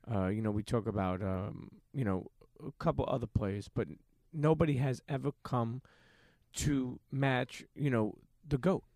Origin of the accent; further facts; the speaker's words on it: New York City, New York, United States; also born or lived in Bensonhurst; I grew up in Coney Island